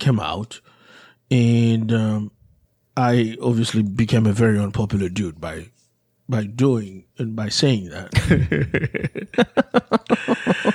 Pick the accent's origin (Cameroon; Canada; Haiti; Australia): Haiti; moved away; growing up in Haiti